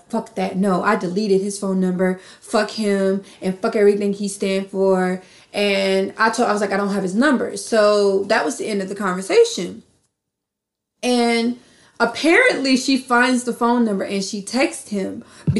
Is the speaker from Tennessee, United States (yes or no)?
no; North Carolina, United States; moved away; I'm from North Carolina